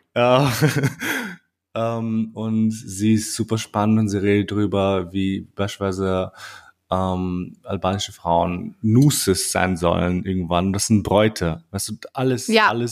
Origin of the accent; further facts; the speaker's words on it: Austria; also born or lived in Kosovo; ich bin auch in Österreich aufgewachsen